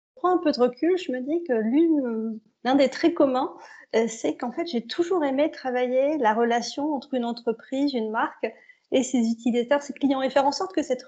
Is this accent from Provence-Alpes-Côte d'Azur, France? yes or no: no; the North, Hauts-de-France, France; je suis une fille du Nord